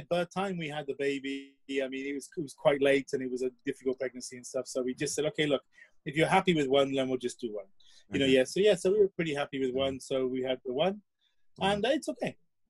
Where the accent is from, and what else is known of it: South Wales, United Kingdom; born or raised there; first language English; moved away as an adult; also born or lived in Singapore / Asia; now in Japan